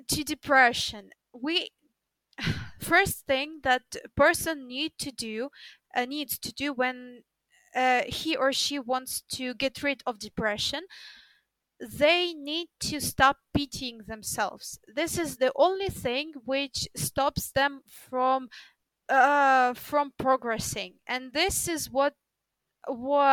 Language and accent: English; Ukraine; English is a second language; In Ukraine, we study English from the first grade in school